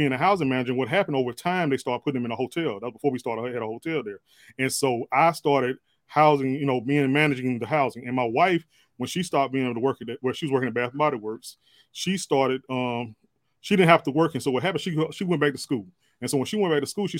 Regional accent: Meridian, Mississippi, United States; moved away as an adult; now in Vicksburg, United States; I'm actually from Meridian, Mississippi. Lived there

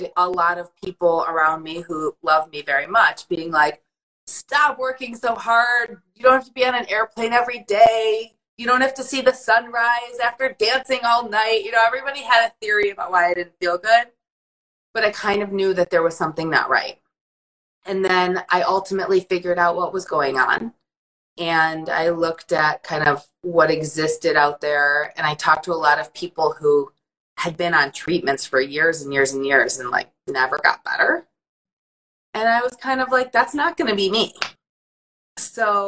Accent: Detroit, Michigan, United States; moved away as an adult; also born or lived in Saratoga Springs, New York; when I grew up in Detroit and in Michigan in the 90s

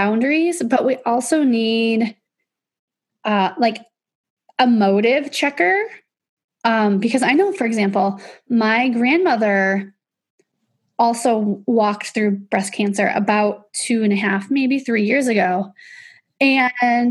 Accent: Illinois, United States; I grew up in Illinois

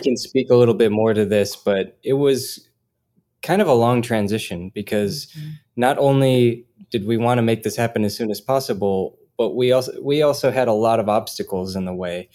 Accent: Minnesota, United States; I'm originally from Minnesota

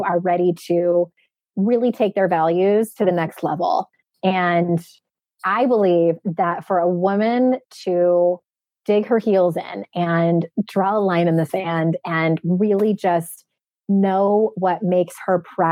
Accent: San Diego, California, United States; my hometown of San Diego

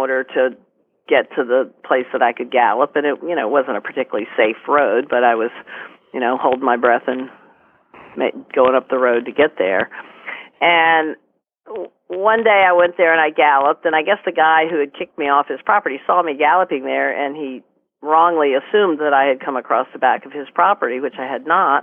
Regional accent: Great Falls, Virginia, United States; I grew up in Great Falls, which is closer into Washington

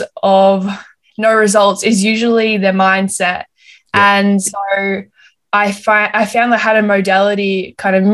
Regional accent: Melbourne, Victoria, Australia; moved away as an adult; now in Gold Coast, Australia; originally I'm from Melbourne and I moved up to the Gold Coast in May last year

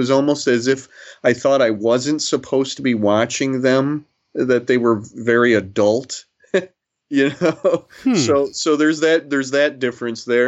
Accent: Toledo, Ohio, United States; I grew up in Toledo, Ohio

